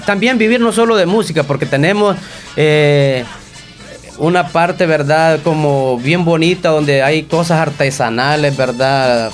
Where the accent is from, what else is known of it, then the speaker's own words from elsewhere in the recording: Pasaquina, La Unión, El Salvador; las fiestas patronales de nuestra comunidad del Polvo